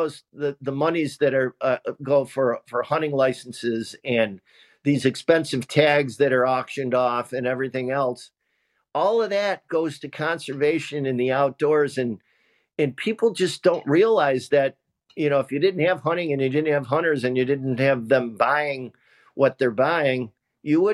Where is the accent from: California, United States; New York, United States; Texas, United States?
New York, United States; Central; When I was growing up in Central New York